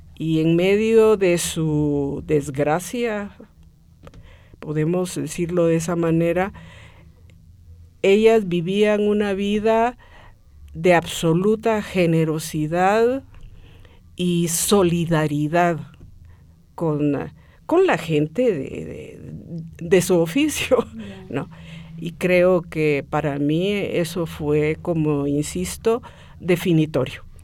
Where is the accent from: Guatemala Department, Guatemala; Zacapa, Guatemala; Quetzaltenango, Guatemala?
Guatemala Department, Guatemala; Guatemala City; nací en la ciudad de Guatemala.